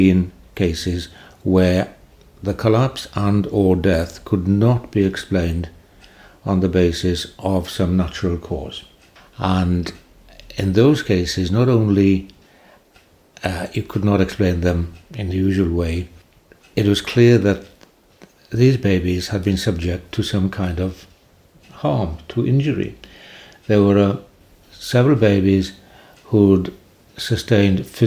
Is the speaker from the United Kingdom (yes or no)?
yes; Carmarthen, Wales, United Kingdom; accent: Welsh; We're in Wales's oldest town, going back to Roman times, called Maridunum in those days, and it's my hometown.